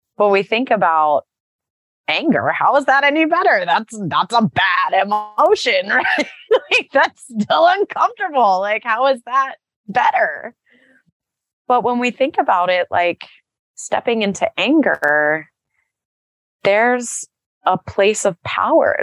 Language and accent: English; Texas, United States; I grew up in Texas